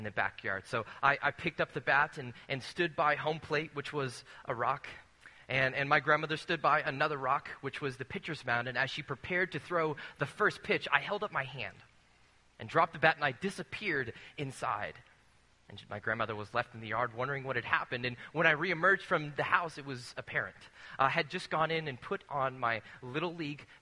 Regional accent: Rancho Cucamonga, California, United States; When I was a little kid growing up in Rancho Cucamonga, California

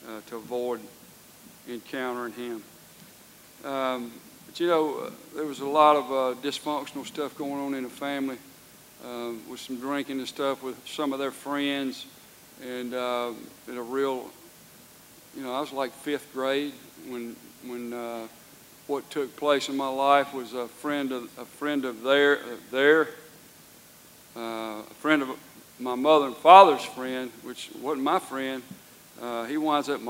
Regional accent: Georgia, United States; I was born in Georgia. I've lived in Georgia all my life

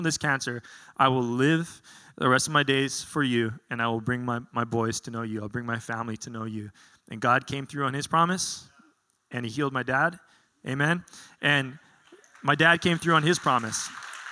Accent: Hawaii, United States; I was born and raised in Hawaii. I grew up on the windward side. I actually grew up a couple miles from here in a place called Temple Valley.

